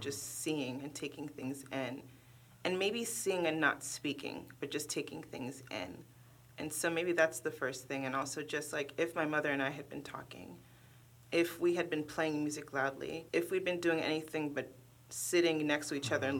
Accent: Oakland, California, United States; English is a second language; moved away as an adult; now in Cincinnati, United States; growing up in Oakland, my mother used to walk me and my older sister to the bus stop

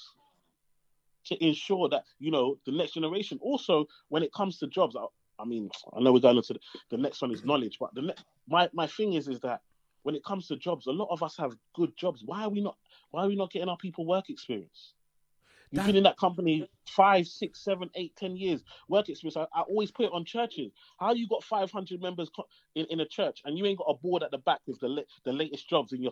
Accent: London, United Kingdom; I grew up in East London, Tower Hamlets

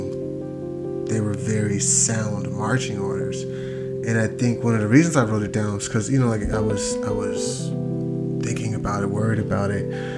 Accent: United States; as an American

